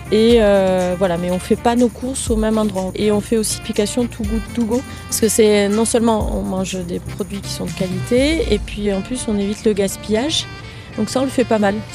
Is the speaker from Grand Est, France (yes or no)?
no; Hauts-de-France, France; Bah, déjà, on vient du Nord, du coup, on mange beaucoup de fromage.